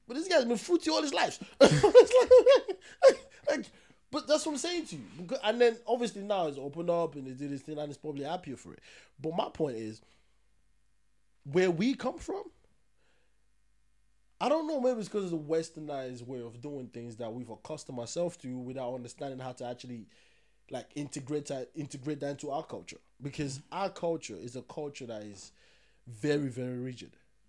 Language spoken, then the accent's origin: English; Kumasi, Ashanti, Ghana; If I was having an argument with you, I'm from Kumasi, or Ghanaians really don't do that much.